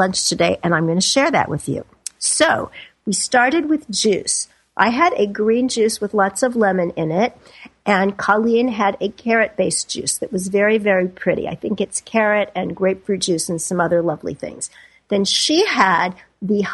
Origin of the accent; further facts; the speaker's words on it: Kansas City, Missouri, United States; I grew up in Kansas City